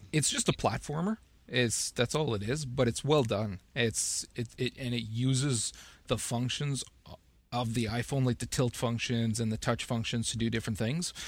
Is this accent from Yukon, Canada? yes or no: no; Northern Ontario, Canada; now in Ottawa, Canada; I'm I'm from North Ontario as well, Northern Ontario, Canada